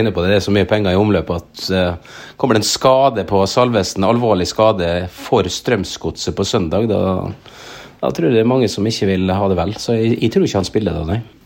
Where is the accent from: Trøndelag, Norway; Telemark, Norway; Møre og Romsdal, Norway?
Møre og Romsdal, Norway; Men det skjer noe med oss romsdalinger når vi flytter oss ut